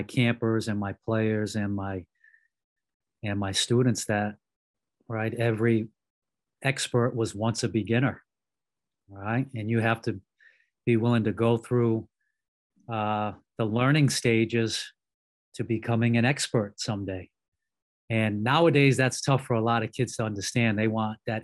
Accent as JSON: {"language": "English", "town": "Cranston", "region": "Rhode Island", "country": "United States", "tie": "born or raised there", "said": "grew up in Cranston, Rhode Island, which is actually the Edgewood side of Cranston"}